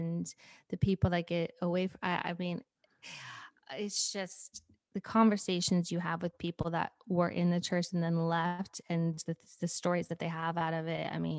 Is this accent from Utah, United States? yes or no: yes; Park City, Utah, United States; No. I'm not saying they don't exist, but Park City, I mean, I don't know.